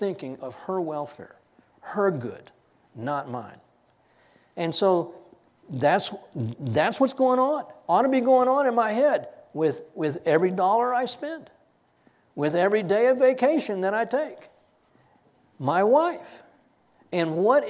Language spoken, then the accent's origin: English; Texas, United States; I grew up in Texas